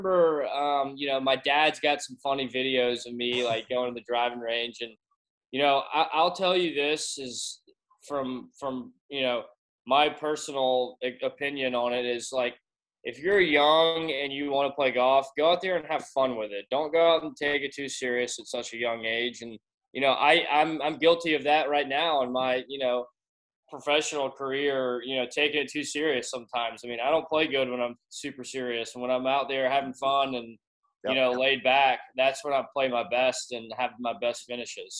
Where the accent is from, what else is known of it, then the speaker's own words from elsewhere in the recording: Augusta, Georgia, United States; I was born and raised in Augusta, Georgia.